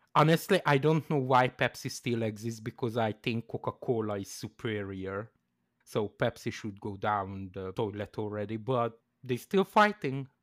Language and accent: English; Canada; As a Canadian